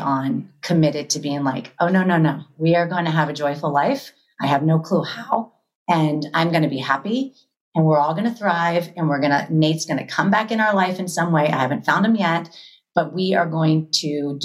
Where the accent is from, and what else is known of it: Florida, United States; born or raised there; now in Los Angeles, United States